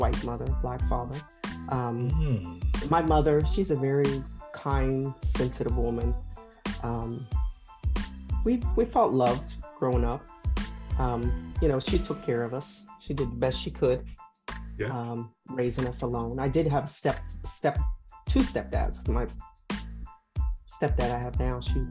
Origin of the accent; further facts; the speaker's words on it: Marion, Ohio, United States; I was born in Marion, Ohio, about an hour north of Columbus